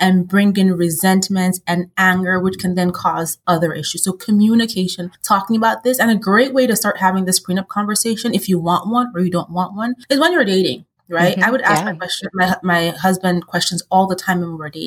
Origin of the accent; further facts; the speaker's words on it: Nigeria; culturally, I'm Nigerian